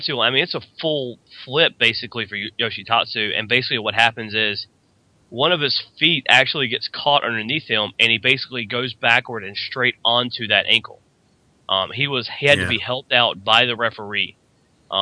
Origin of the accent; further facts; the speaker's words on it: North Carolina, United States; Over the Limit did happen in my home state, Raleigh, in North Carolina